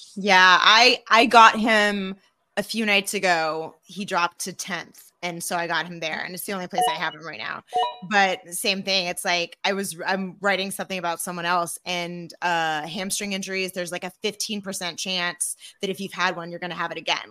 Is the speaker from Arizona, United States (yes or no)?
yes; Arizona, United States; I'm from Arizona